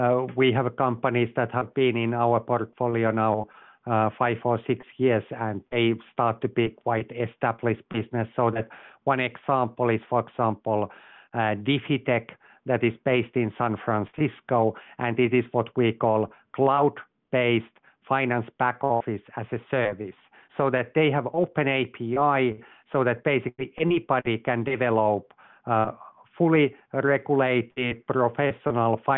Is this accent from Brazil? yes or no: no; Finland; moved away as an adult; also born or lived in Asia / London / Texas; I'm originally from Finland